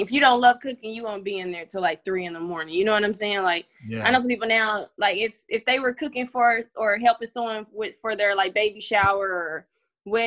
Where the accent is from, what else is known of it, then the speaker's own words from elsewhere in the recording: Knoxville, Tennessee, United States; I grew up in East Knoxville with my family